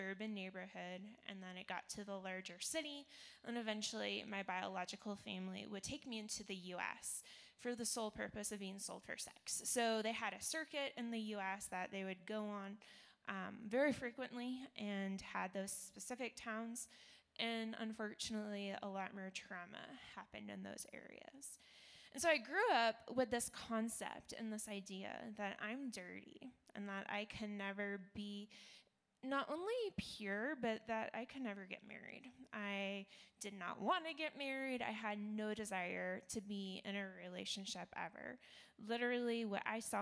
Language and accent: English; Toronto, Ontario, Canada; I was born in Toronto, Canada